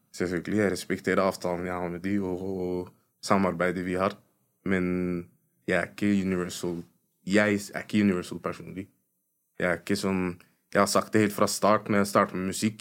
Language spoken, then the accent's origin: Norwegian; Oslo, Norway; folk som har kommet fra fuckings østkanten